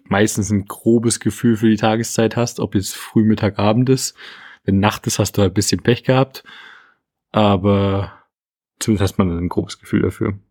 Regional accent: Dresden, Saxony, Germany; was ich gerade natürlich als Dresdner sehr lustig fand

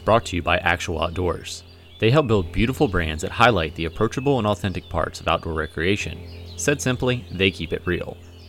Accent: Virginia, United States; now in Springfield, United States; enjoying this summer heat out here in Missouri. I'm from Virginia

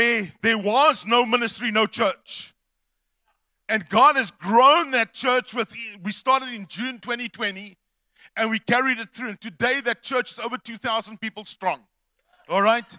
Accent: East London, Eastern Cape, South Africa; We're from the Eastern Cape, East London to be specific

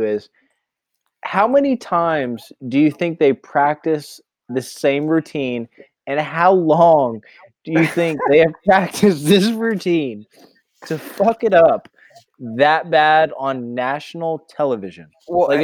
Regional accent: Virginia, United States; I'm from Virginia

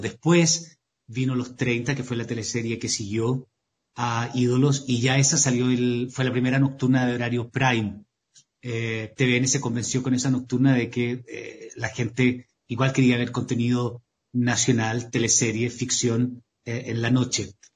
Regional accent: Temuco, Araucanía, Chile; yo soy, soy sureño, soy de la novena región, soy de Temuco.

